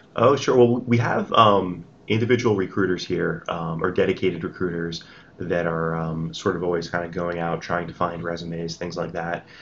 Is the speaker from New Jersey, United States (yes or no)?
yes; New Jersey, United States; I grew up in New Jersey mm-hmm. all my life